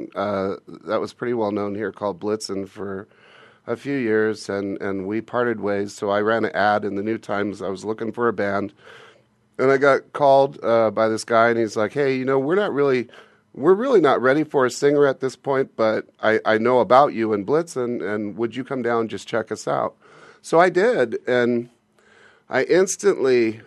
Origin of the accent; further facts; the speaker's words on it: Glendale, California, United States; now in Phoenix, United States; I was born in Glendale